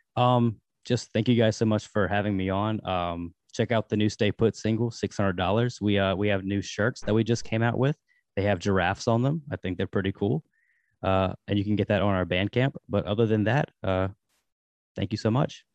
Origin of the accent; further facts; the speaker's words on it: Danville, Virginia, United States; now in Richmond, United States; I'm from Danville, Virginia, but, uh, I live in Richmond now